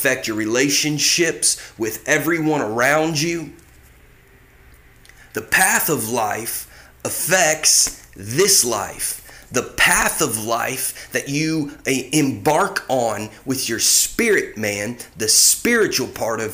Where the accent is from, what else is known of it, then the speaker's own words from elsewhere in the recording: Ohio, United States; also born or lived in Indiana / Mississippi; now in California, United States; growing up in Ohio, spending time in Indiana, spending time in Mississippi, and then here I am out in California